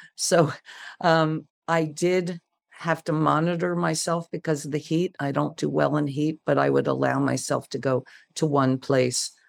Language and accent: English; United States; I'm an American and, uh, I, I am an all, I'm every inch American